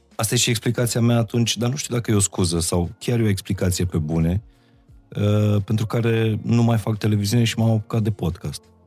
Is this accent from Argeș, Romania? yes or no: no; Baia Mare, Maramureș County, Romania; moved away as an adult; now in Bucharest, Romania; m-am mutat din Baia Mare în București uh, după liceu